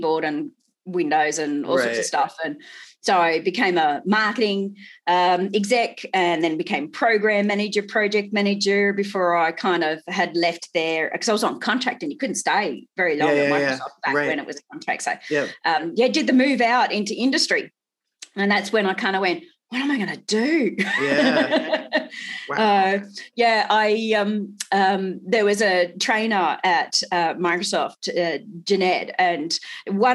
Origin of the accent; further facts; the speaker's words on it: Townsville, Queensland, Australia; moved away as an adult; also born or lived in Melbourne; now in Sydney, Australia; I'm a Queensland girl, North Queensland.